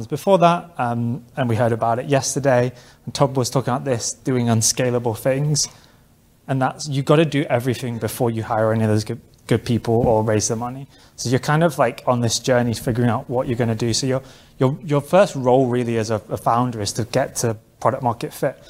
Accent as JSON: {"language": "English", "region": "London", "country": "United Kingdom", "said": "I'm from London"}